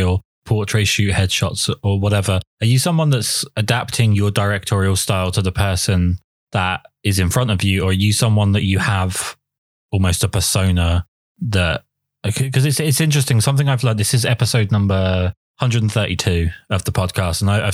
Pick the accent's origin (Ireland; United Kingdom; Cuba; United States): United Kingdom; England; I'm painfully English